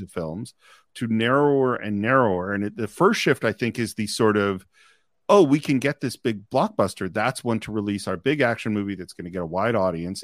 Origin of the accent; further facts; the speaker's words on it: Marin County, California, United States; I grew up in Marin County, which is, you know, the suburbs across the Golden Gate Bridge from San Francisco